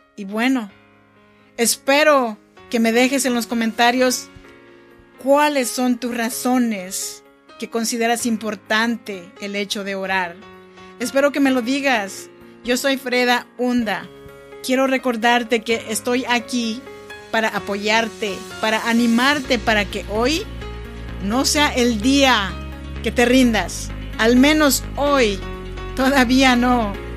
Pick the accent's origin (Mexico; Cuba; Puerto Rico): Mexico; Oaxaca; moved away as an adult; now in Sacramento, United States; Yo soy nacida en Oaxaca, México, y vivo en Sacramento, California desde hace ya 14 años